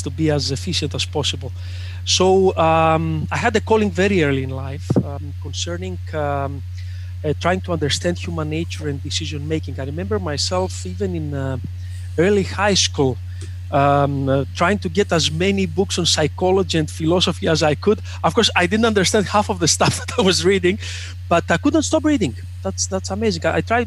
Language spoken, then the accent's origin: English; Greece; Greece and this specific town that I come from